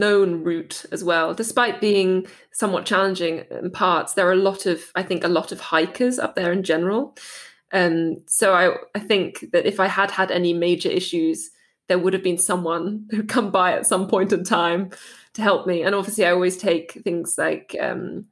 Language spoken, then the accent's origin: English; Dartmoor, South West England, United Kingdom; moved away as an adult; also born or lived in Heidelberg, Germany; now in Germany; where I grew up on Dartmoor